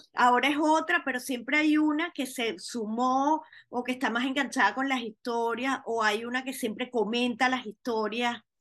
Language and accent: Spanish; Venezuela; now in Miami, United States; como diáspora venezolana que somos